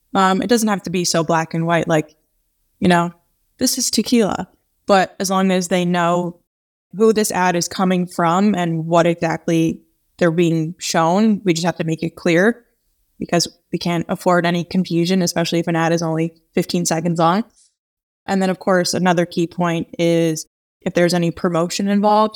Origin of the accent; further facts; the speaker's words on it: New York, United States; being a New Yorker